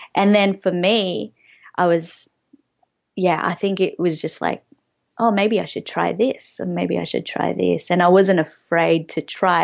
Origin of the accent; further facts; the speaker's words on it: Australia; growing up on Australian T V